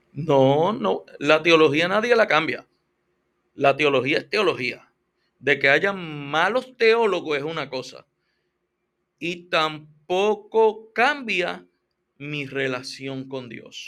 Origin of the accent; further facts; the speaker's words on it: Puerto Rico; yo soy boricua